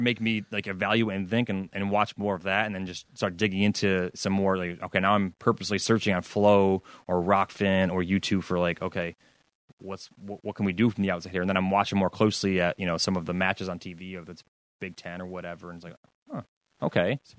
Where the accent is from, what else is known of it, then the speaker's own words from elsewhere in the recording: New York, United States; We're both from New York, both from Section Six